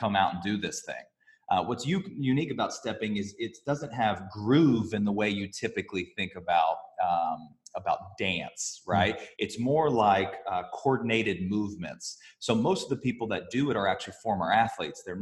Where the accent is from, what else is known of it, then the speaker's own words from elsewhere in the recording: Alabama, United States; moved away as an adult; growing up in Alabama